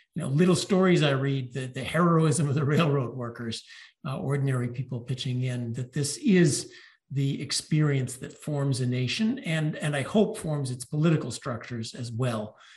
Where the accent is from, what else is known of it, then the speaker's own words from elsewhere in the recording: United States; I'm an American